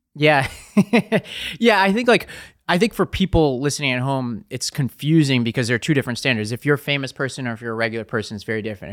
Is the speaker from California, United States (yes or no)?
no; New York City, New York, United States; I'm from Staten Island